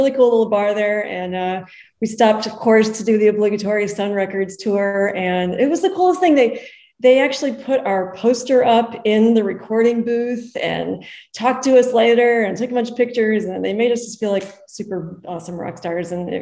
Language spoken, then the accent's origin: English; Lake Zurich, Illinois, United States; moved away as an adult; also born or lived in Tucson, Arizona; now in Arizona, United States; I grew up in Lake Zurich, Illinois, a suburb of Chicago.